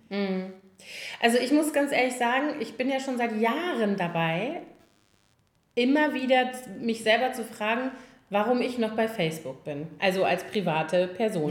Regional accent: Koblenz, Rhineland-Palatinate, Germany; now in Berlin, Germany; aus meiner Heimatstadt noch von, also aus Schülertagen

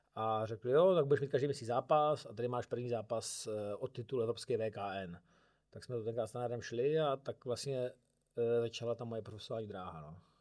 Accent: Czechia; jsem tam byl jako jediný Čech

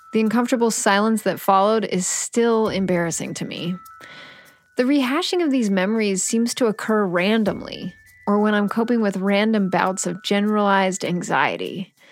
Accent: Pittsburgh, Pennsylvania, United States; moved away; my hometown of Pittsburgh, Pennsylvania

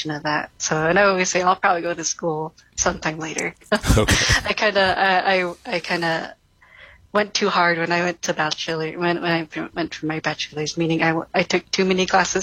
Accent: Zuni Pueblo, New Mexico, United States; I'm actually born and raised here. So from Head Start to high school, I went to all the Zuni education here

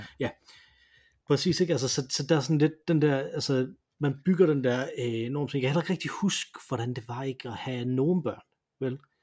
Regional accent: Denmark; som dansker

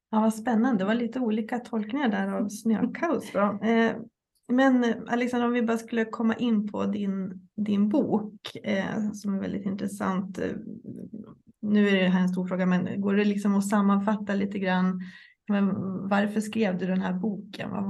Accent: Umeå, Västerbotten County, Sweden; also born or lived in Gävle; jag är uppväxt i Umeå och Gävle så att jag tycker att jag hade ju mycket snöiga vintrar liksom när jag växte upp

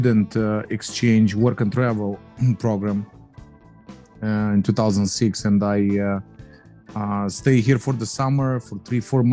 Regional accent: Moldova; moved away as an adult; now in United States; is a Polish last name, but I was born in Moldova.

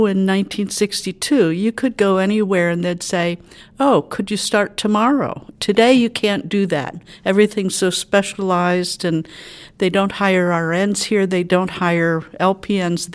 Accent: Chester County, Pennsylvania, United States; moved away as an adult; also born or lived in Lancaster, Pennsylvania / West Coast / Lititz, Pennsylvania; I grew up in Chester County and went to school in Lancaster, and then I worked my way across the country and lived on the West Coast for about 35 years

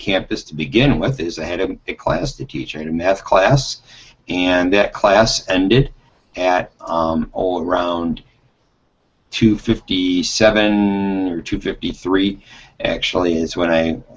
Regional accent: Detroit, Michigan, United States; I grew up in Detroit.

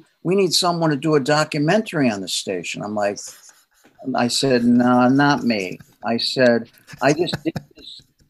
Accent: Fairfield, Connecticut, United States; moved away; also born or lived in Bridgeport, Connecticut / Hartford, Connecticut; even though I was born in Bridgeport, in Bridgeport Hospital, grew up in Fairfield. My dad was a mailman in Bridgeport all his life and a clerk at the post office. And so I have strong Bridgeport roots.

